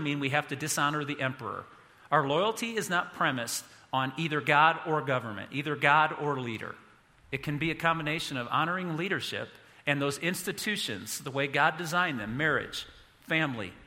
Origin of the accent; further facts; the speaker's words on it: United States; I'm an American